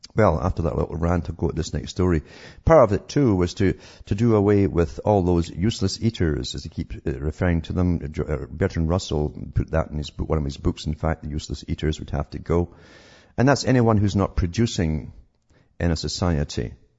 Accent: United Kingdom; moved away; I was growing up in Britain

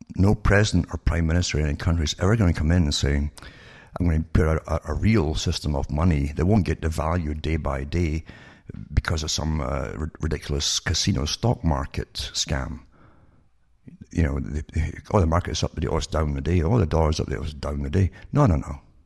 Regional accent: United Kingdom; moved away; I grew up in Britain

